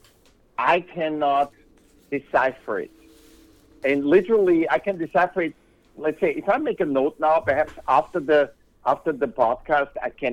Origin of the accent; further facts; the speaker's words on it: Vienna, Austria; now in California, United States; I was born in Vienna, Austria